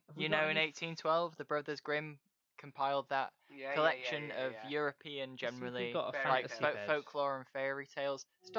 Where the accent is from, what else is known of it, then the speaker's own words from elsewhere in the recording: Yorkshire and the Humber, United Kingdom; accent: mostly Yorkshire; My weird accent that's mostly Yorkshire, but sometimes isn't.